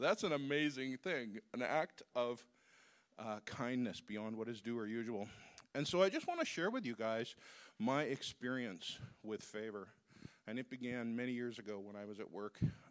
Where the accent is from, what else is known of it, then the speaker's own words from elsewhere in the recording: Uganda; I'm from Uganda.